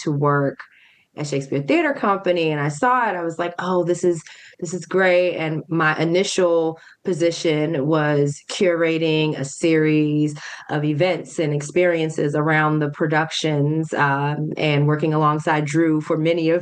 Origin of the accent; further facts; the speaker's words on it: Montgomery County, Maryland, United States; also born or lived in New York; I'm very much a DMV person. I'm from Montgomery County. I still live in Montgomery County.